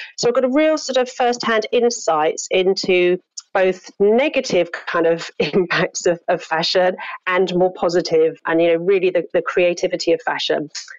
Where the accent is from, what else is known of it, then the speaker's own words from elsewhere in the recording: London, United Kingdom; moved away as an adult; also born or lived in Hong Kong; So I'm from London, and I worked, you know, in London in the early part of my career